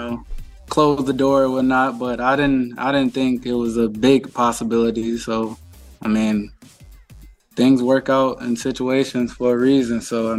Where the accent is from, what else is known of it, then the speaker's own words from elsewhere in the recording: Cleveland, Ohio, United States; I'm from Cleveland, born and raised, like I always say.